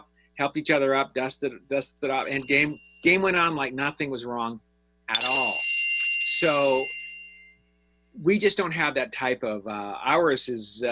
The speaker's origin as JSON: {"language": "English", "town": "Denver", "region": "Colorado", "country": "United States", "moved": "yes", "said": "I'm from Denver originally"}